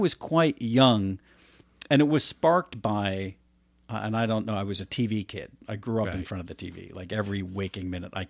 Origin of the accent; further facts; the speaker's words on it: Florida, United States; also born or lived in New Jersey; I grew up in Florida. Yeah. And Florida was, that was, you know, I was 5 or 6.